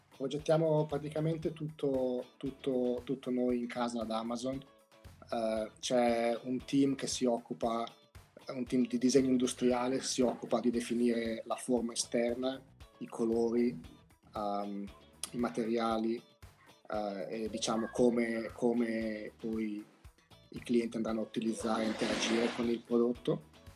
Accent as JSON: {"language": "Italian", "region": "Emilia-Romagna", "country": "Italy", "moved": "as an adult", "lives_now": "United States", "said": "io poi sono romagnolo"}